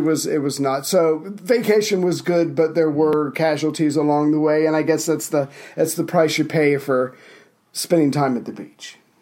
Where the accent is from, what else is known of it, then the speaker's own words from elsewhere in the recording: United States; as the resident American